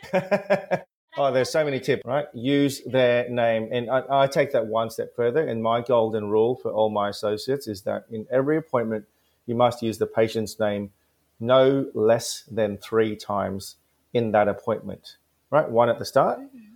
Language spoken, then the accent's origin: English; Gold Coast, Queensland, Australia; English is a second language; where I grew up in the Gold Coast in the in the early '90s